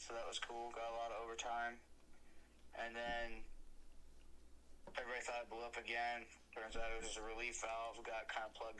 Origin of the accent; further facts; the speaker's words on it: Eastern Ohio, United States; also born or lived in Central Texas; now in Toledo, United States; growing up in Eastern Ohio